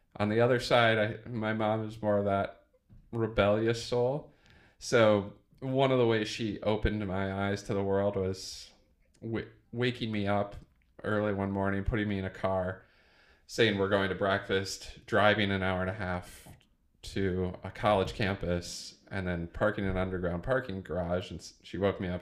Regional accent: Iowa, United States; I grew up in Iowa, in small town Iowa

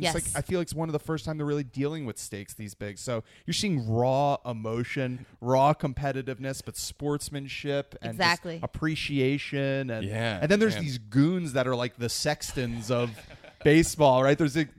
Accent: northeastern New Jersey, United States; I'm from New Jersey.

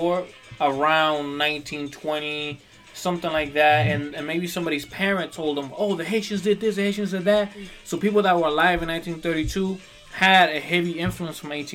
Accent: Dominican Republic; moved away; when I was growing up in the Dominican Republic, well, I grew up in a campo, so in una finca.

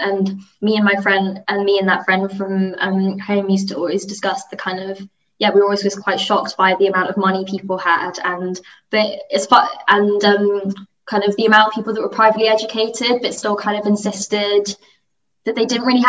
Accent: United Kingdom; And, you know, I'm just as British as they are, but, like, the way we were talking about it, like, when I spoke, it seemed a bit uncomfortable.

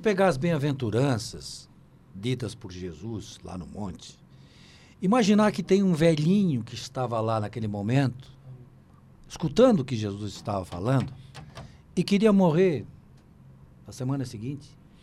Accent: Santa Catarina, Brazil; eu sou daqui

